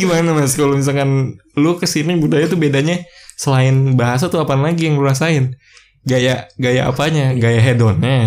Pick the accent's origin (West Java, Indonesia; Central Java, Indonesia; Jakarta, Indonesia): Jakarta, Indonesia; gua orang Jakarta